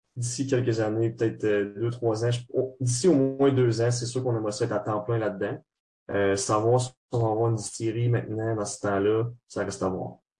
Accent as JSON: {"language": "French", "town": "Trois-Rivières", "region": "Quebec", "country": "Canada", "moved": "as an adult", "lives_now": "Montreal, Canada", "said": "on vient tous de Trois-Rivières. Moi, en ce moment, j'étudie, euh, à Montréal."}